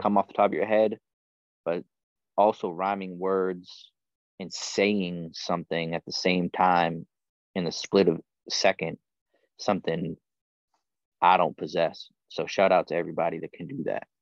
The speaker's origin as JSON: {"language": "English", "region": "New England", "country": "United States", "tie": "born or raised there", "also_born_or_lived": "Hawaii", "moved": "as an adult", "said": "I was born and raised in New England on the opposite side of the country."}